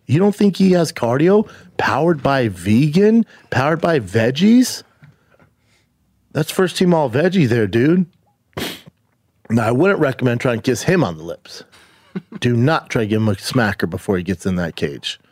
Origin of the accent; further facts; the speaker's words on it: United States; we're American